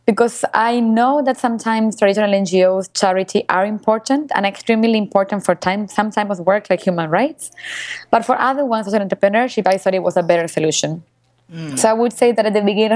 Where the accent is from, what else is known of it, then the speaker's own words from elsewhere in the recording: Venezuela; also born or lived in Argentina; I was born in Venezuela because my family exiled Argentina because of the dictatorship.